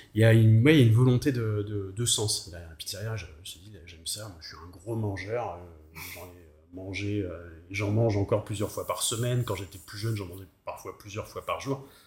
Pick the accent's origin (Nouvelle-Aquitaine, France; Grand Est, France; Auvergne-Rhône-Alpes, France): Nouvelle-Aquitaine, France; Périgord; now in Nantes, France; je viens du, du, du Périgord